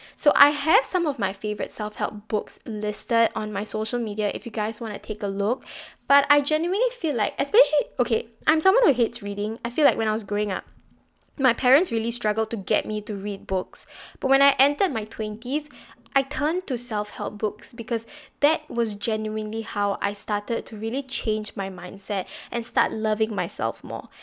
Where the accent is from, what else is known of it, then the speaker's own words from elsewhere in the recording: Singapore; being Singaporean